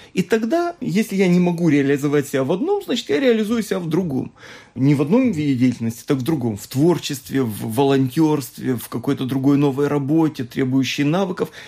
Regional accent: Moldova; я сам родом из Молдавии

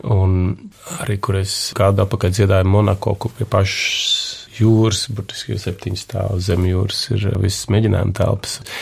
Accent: Latvia

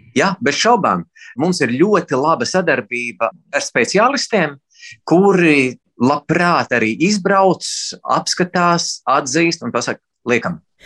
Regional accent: Latvia; es esmu latvietis

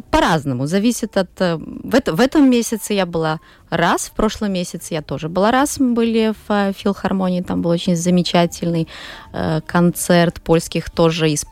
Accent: Daugavpils, Latgale, Latvia; Все, кто родились в Даугавпилсе, выросли. Я родилась еще в советское время, поэтому у меня в семье нету русских, но русский он просто как вот как, как с воздухом

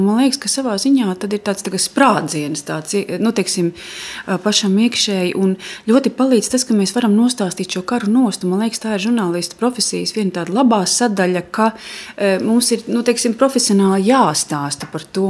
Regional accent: Latvia; mēs sakam no Latvijas

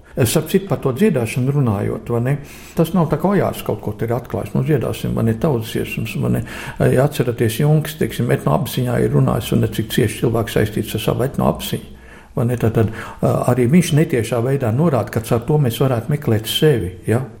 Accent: Latvia; es kā latvietis

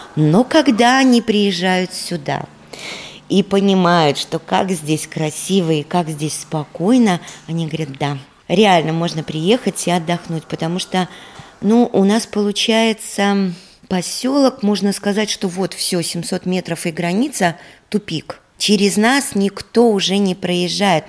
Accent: Ludza, Ludza Municipality, Latvia; moved away as an adult; now in Goliševa, Latvia; родилась и выросла в Лудзе, родители у меня тоже оттуда

